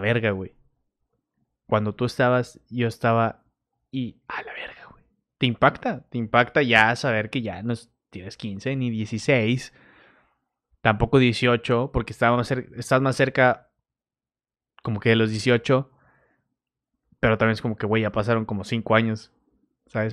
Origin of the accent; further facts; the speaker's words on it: Torreón, Coahuila, Mexico; now in Monterrey, Mexico; yo soy de Torreón